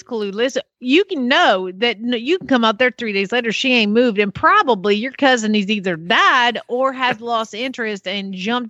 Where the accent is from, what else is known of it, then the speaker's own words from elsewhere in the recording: the South, United States; now in Norman, Oklahoma, United States; I am from the South.